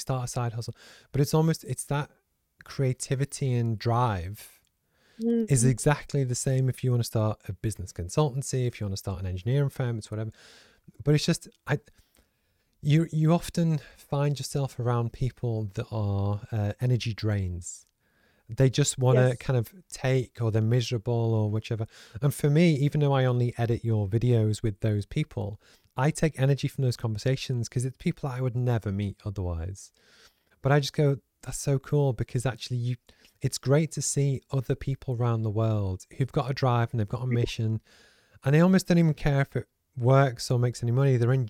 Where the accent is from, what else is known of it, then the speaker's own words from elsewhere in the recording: Liverpool, North West England, United Kingdom; because I grew up in Liverpool, in the north of England